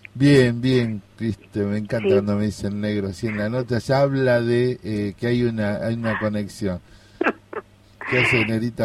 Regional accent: Corrientes, Argentina; yo soy de Corrientes

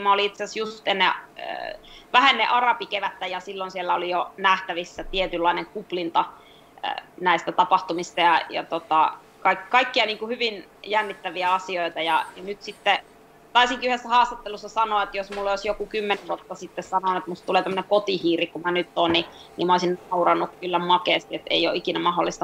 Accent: Finland; moved away; also born or lived in Egypt / Colorado, United States; mä muutin Haaperelta pois

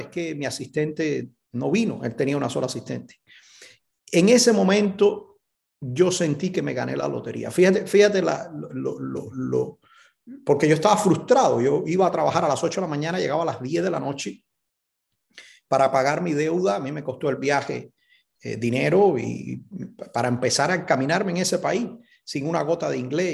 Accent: Cuba; moved away as an adult; also born or lived in Miami, Florida; now in California, United States; Yo nací en Cuba

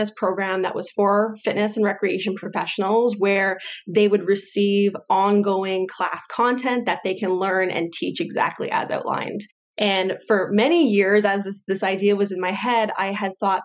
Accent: Windsor, Ontario, Canada; moved away as an adult; also born or lived in Calgary; I grew up in the Windsor Essex area

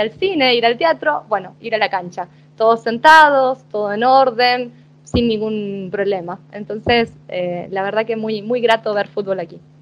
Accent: Paraná, Entre Ríos, Argentina; moved away as an adult; also born or lived in Buenos Aires, Argentina; now in Turin, Italy; iba a la bombonera desde Paraná

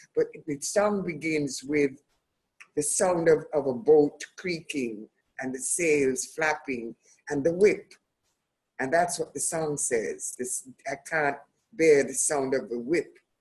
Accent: Jamaica; also born or lived in United Kingdom; I love being Jamaican

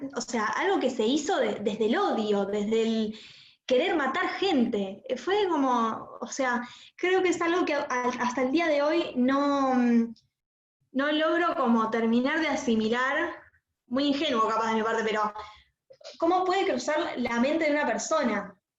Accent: Argentina; para nosotros como judíos, como argentinos

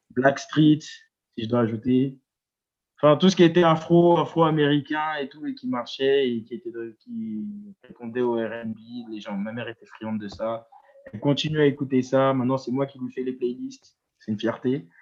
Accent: Évry, Île-de-France, France; also born or lived in Strasbourg / Orléans / Tours; now in Paris, France; Après, j'ai déménagé dans le 91, à Évry

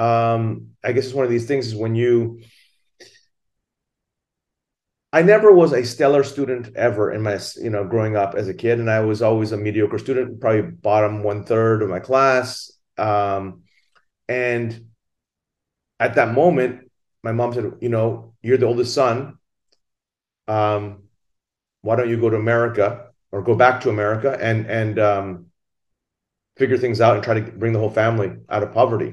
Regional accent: Thailand; now in Singapore; I'm originally from Thailand. My mother is Japanese and my father is Thai. I grew up in Thailand

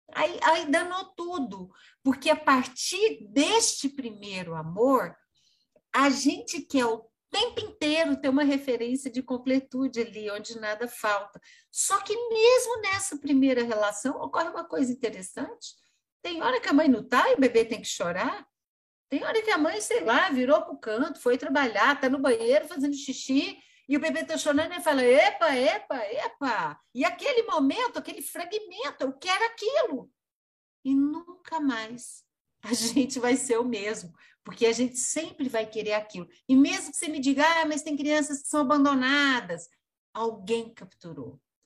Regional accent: Brazil; a gente é brasileiro

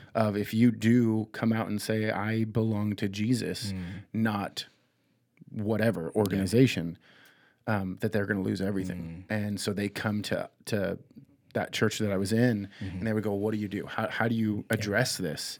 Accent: United States; we as American Christians

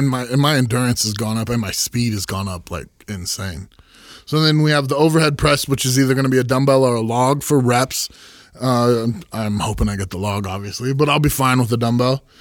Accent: Santa Cruz, California, United States; I grew up in Santa Cruz

